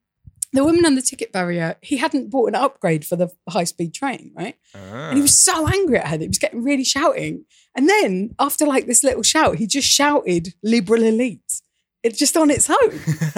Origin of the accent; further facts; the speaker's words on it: United Kingdom; I'm from Britain